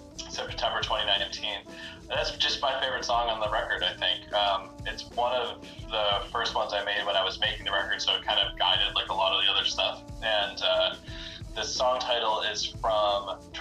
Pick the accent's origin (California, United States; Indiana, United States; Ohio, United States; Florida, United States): Ohio, United States; Cleveland; how is this person from Cleveland making this music?